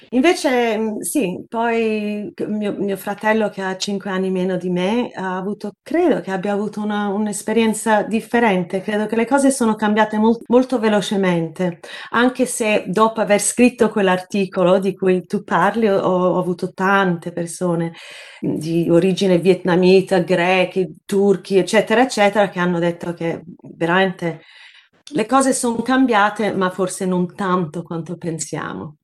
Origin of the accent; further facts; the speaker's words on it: Sydney, New South Wales, Australia; moved away as an adult; also born or lived in Naples, Italy; now in London, United Kingdom; andavo dai nonni a Napoli dove sono nata in un certo senso, anche se sono cresciuta in Australia